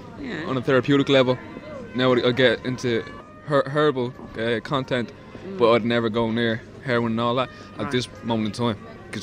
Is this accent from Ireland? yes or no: yes; Bray, Leinster, Ireland; From Bray.